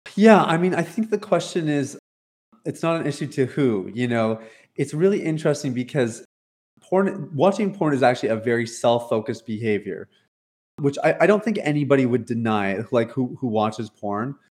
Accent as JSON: {"language": "English", "country": "Canada", "tie": "born or raised there", "also_born_or_lived": "Toronto, Ontario", "moved": "as an adult", "lives_now": "Jamaica", "said": "I'm born and raised in Canada, uh, based out of Toronto, Ontario"}